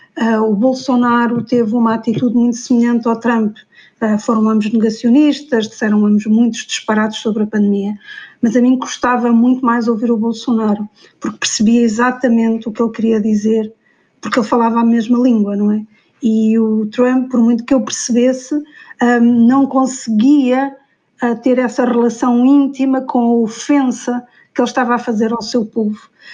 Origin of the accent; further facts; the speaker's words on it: Portugal; vejo o mundo como portuguesa